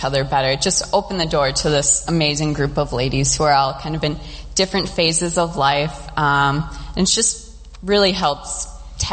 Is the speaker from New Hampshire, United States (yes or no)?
no; Shakopee, Minnesota, United States; I grew up in Shakopee